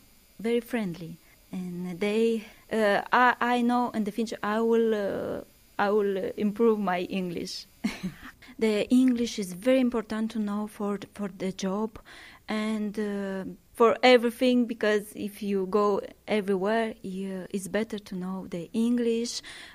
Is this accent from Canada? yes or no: no; Moldova; English is a second language; moved away as an adult; now in Ireland; Hello, I am from Moldova. I have 2 years, I live 2 years here.